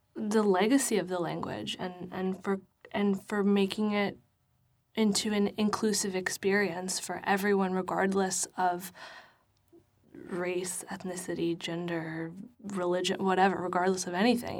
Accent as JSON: {"language": "English", "town": "New York City", "region": "New York", "country": "United States", "said": "I'm from the Bronx"}